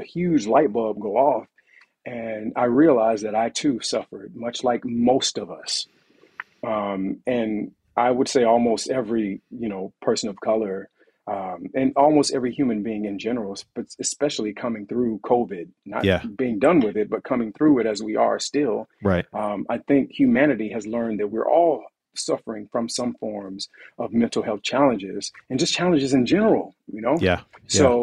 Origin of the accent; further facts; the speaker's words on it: Montgomery, Alabama, United States; I'm from Montgomery, Alabama